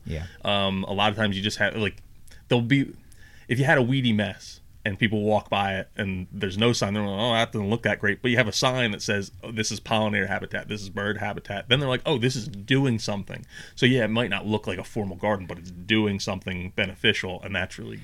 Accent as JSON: {"language": "English", "region": "central New Jersey", "country": "United States", "said": "we're both from New Jersey, central New Jersey"}